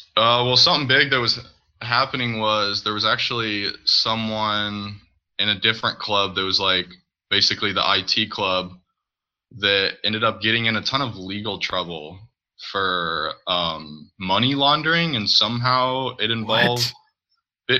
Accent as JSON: {"language": "English", "town": "St. Louis", "region": "Missouri", "country": "United States", "said": "I'm from Missouri, St. Louis area."}